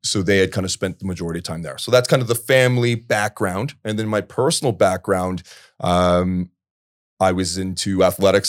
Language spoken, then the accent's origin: English; Port Perry, Ontario, Canada; I'm from Port Perry, Ontario originally.